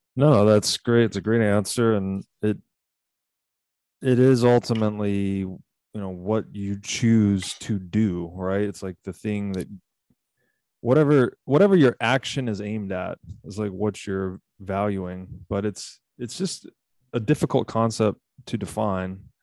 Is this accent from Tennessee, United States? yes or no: yes; Tennessee, United States; I'm from Tennessee, so I'm very, I have a hi, great deal of affinity for the American South